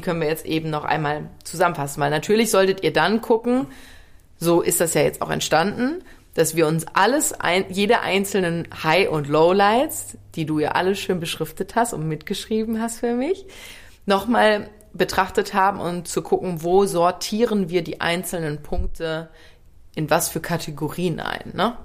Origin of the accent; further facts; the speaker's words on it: Ruhr area, North Rhine-Westphalia, Germany; also born or lived in Worms / Bergstraße; now in Cologne, Germany; ich komme ja aus dem Ruhrgebiet